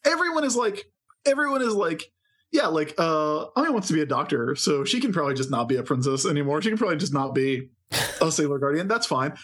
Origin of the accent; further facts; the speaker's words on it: United States; we're American